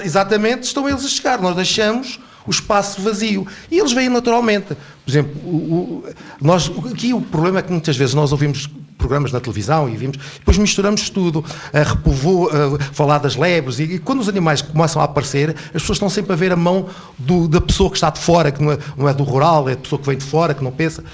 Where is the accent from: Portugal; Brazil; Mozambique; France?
Portugal; Covilhã, Centro; moved away; na minha terra, que eu sou da hum. Covilhã